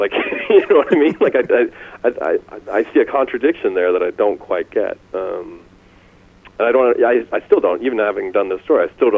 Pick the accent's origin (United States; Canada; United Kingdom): Canada; I'm Canadian